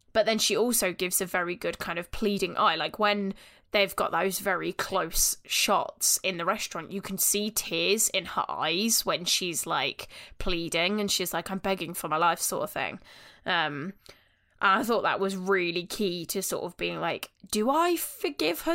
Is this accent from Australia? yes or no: no; Northampton, East Midlands, United Kingdom; we in Northampton